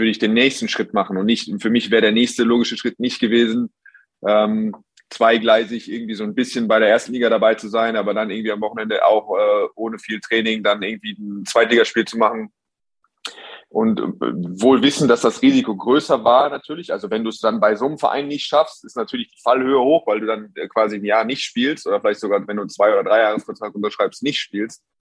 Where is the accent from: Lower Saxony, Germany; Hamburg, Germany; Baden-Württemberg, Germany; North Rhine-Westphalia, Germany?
North Rhine-Westphalia, Germany; Hagen; Ich komme aus Böhle Heide, das ist der, das etwas, die etwas schönere, abge, abgesonderte Version, aber ja, Böhle ist, äh